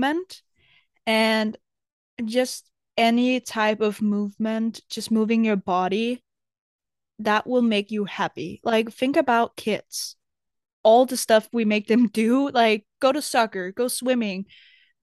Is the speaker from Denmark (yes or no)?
yes; Denmark; also born or lived in America; I was ready to leave Denmark to move to America